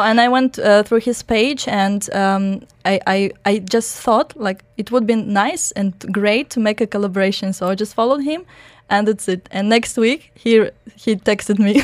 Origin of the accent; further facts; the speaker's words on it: Belarus; English is a second language; also born or lived in Germany; now in Dubai, United Arab Emirates; was born in Germany and grown up in Belarus.